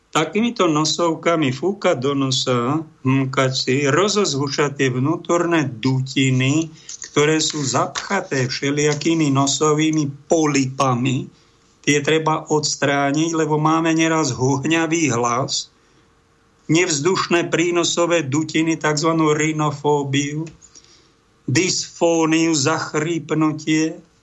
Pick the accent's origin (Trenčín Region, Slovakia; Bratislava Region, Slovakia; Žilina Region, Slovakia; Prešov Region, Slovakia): Trenčín Region, Slovakia; Prievidza; v Prievidzi, v mojom rodnom meste